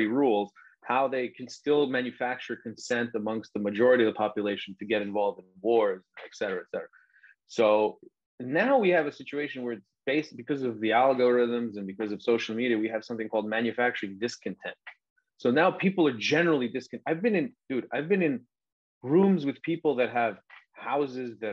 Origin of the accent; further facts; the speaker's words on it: Long Island, New York, United States; also born or lived in Serbia (family); I grew up sort of on Long Island too, or at least in New York